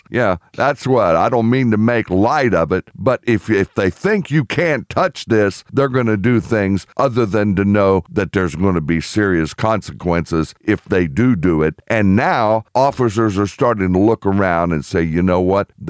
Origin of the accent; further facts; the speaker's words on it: United Kingdom; I'm British